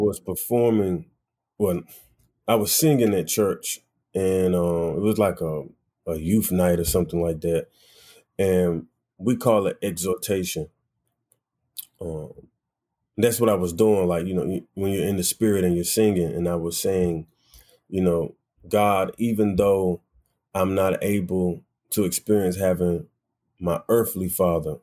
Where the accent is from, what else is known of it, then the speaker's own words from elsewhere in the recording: Wilson, North Carolina, United States; now in New York, United States; I definitely grew up um, in Wilson, North Carolina